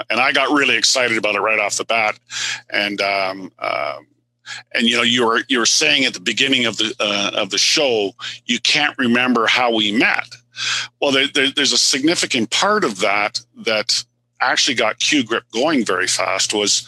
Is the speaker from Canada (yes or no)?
yes; Canada; I'm Canadian.